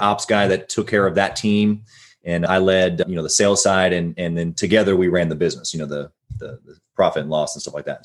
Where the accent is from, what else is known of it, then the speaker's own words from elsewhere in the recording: Midwest, United States; moved away as an adult; also born or lived in Sunny Isles, Florida; growing up in the Midwest, yeah, I like I loved it.